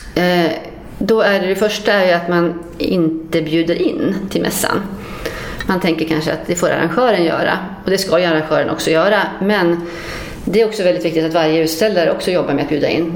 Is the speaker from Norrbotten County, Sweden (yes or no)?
yes; Luleå, Norrbotten County, Sweden; moved away; Jag är från Luleå från början